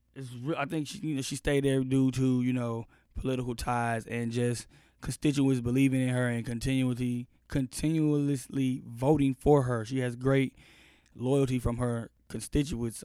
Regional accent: Austin, Texas, United States; I'm from Austin

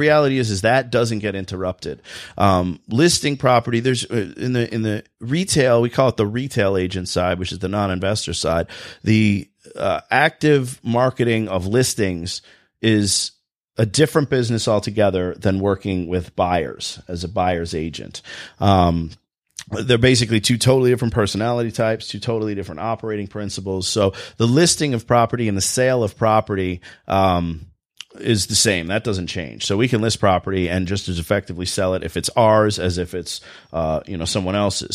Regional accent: New Jersey, United States; accent: Jersey voice; now in Michigan, United States; I'm from New Jersey originally

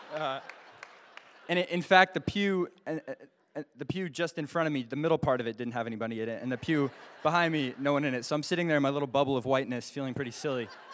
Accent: Alaska, United States; I'm from Alaska

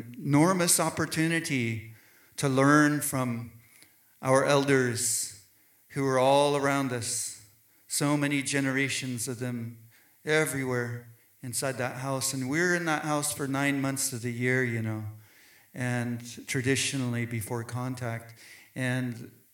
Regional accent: southern tip of Vancouver Island, British Columbia, Canada; Hushatlap, land of the maple tree in southern tip of Vancouver Island

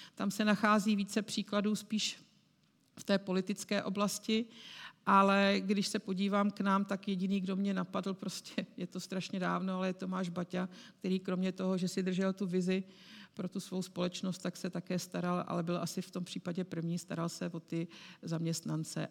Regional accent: Prague, Czechia; protože já jsem Pražačka. A když jsem přišla do CZC, tak jsem byla jedinou Pražačkou.

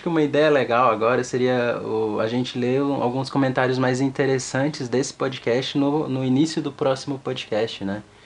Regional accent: Cerrado, Brazil; de onde eu vim, que é o Cerrado

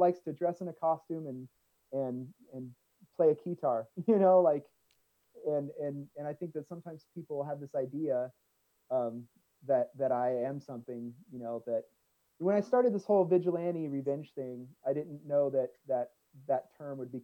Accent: Southern California, United States; We're both from SoCal

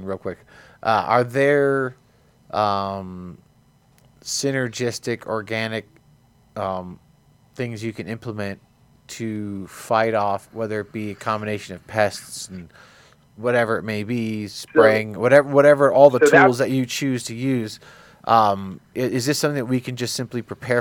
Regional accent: New Jersey, United States; I'm from New Jersey. It's competitive speaking where I come from

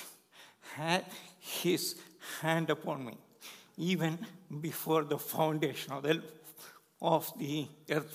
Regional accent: India; born or raised there; English is a second language; moved away as an adult

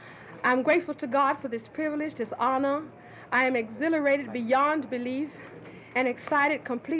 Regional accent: Laurel, Mississippi, United States; moved away; my hometown, Laurel, Mississippi

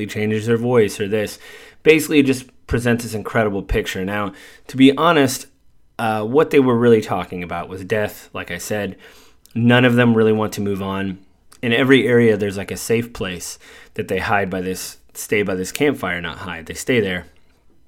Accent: United States; being American

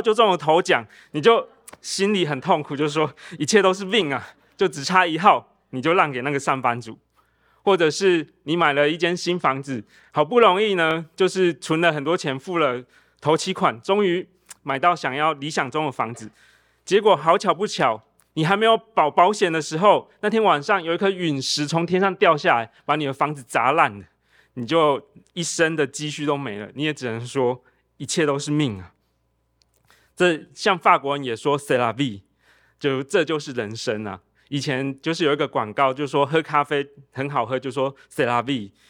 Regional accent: Tainan, Taiwan; 我在台南长大

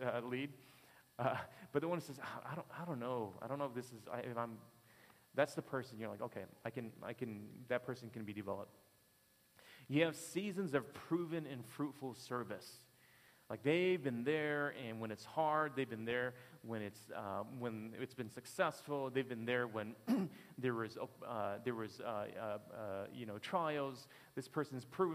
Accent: Detroit, Michigan, United States; I'm from Detroit.

